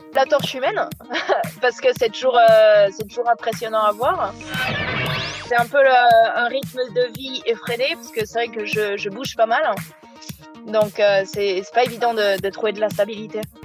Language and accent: French; La Rochelle, Nouvelle-Aquitaine, France; moved away as an adult; also born or lived in Ireland; suis originaire de La Rochelle, euh, sur la côte atlantique. où euh, j'ai passé toute mon enfance là-bas.